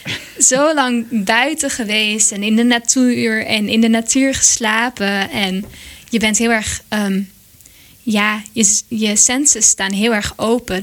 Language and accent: Dutch; Monnikendam, North Holland, Netherlands; dorpje waar ik vandaan kom, Monnikendam